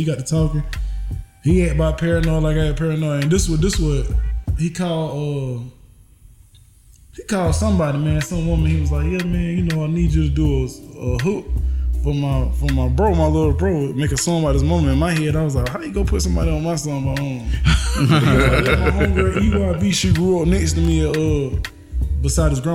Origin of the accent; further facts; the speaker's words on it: South Carolina, United States; we from South Carolina